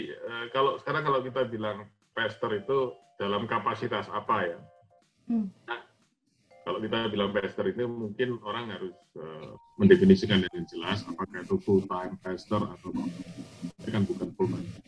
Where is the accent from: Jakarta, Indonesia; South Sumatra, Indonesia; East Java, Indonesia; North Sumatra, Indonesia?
East Java, Indonesia; Jember; papa saya aktif dari saya masih kecil ya di gereja saya di kota di mana saya besar di Jember